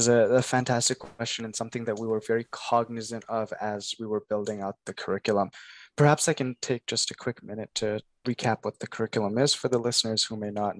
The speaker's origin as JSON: {"language": "English", "country": "Kenya", "lives_now": "Canada", "said": "I come, I was born in Kenya, and I come from Kenya"}